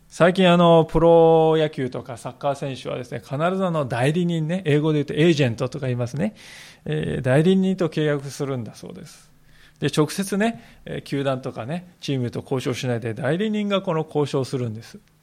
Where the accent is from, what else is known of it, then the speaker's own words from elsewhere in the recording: Japan; そういう国 に私たち生かされております